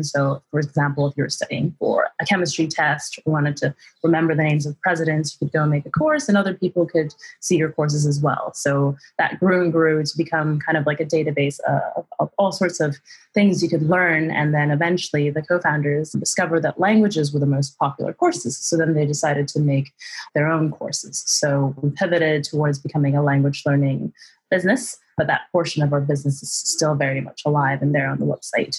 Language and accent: English; Canada; moved away as an adult; now in London, United Kingdom; I'm originally from Canada. I moved to London about 6 or 7 years ago now